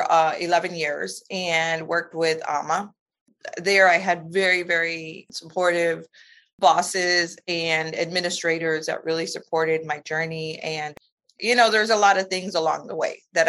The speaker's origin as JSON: {"language": "English", "region": "Michigan", "country": "United States", "tie": "born or raised there", "also_born_or_lived": "Louisiana", "first_language": "Spanish", "second_language": "English", "moved": "as an adult", "lives_now": "Houston, United States", "said": "I was born and raised in Michigan, and I am the daughter of Mexican immigrant farm workers"}